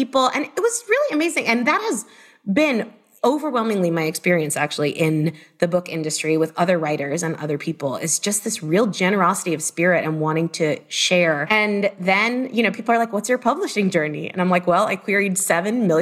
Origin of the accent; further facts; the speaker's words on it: Miami, Florida, United States; I am from Miami originally